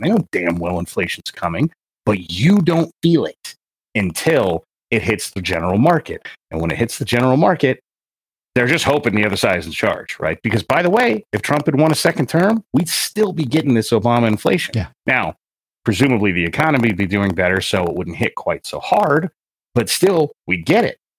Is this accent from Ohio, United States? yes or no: no; California, United States; I grew up in California